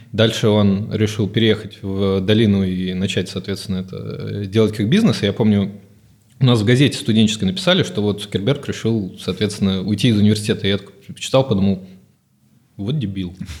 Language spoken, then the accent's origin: Russian; Odesa, Odesa Oblast, Ukraine; moved away; я, собственно, с Украины, из Одессы